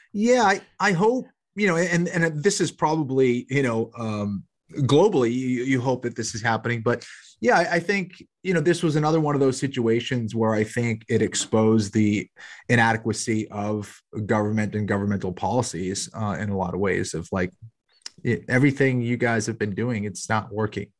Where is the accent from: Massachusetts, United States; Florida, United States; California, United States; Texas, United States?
Massachusetts, United States; Boston; also born or lived in Los Angeles / South Carolina; now in Charlotte, United States; from Boston originally. I'm in Charlotte, North Carolina now.